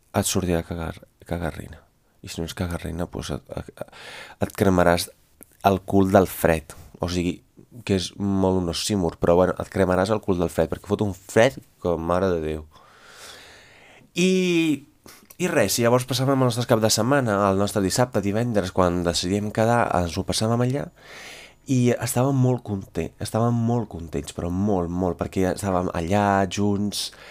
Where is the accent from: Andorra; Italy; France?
Italy; Veneto; Catalan is a second language; moved away as an adult; now in Catalonia, Spain; Jo sóc d'un poble de l'interior, uns 60 quilòmetres de Venècia